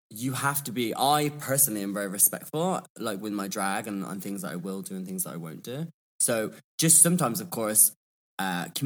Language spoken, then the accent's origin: English; Birmingham, West Midlands, United Kingdom; also born or lived in London; I am from Birmingham or Birmingham as we call it. Um, and I just feel like my accent kind of evolved when I was, I studied in London.